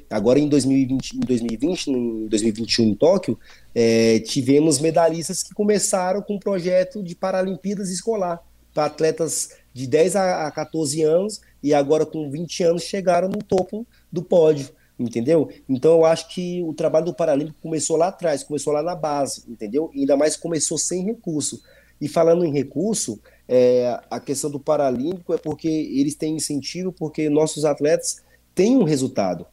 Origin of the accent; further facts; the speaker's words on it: Brasília, Federal District, Brazil; moved away as an adult; also born or lived in São Paulo; Eu sou natural de Brasília, Distrito Federal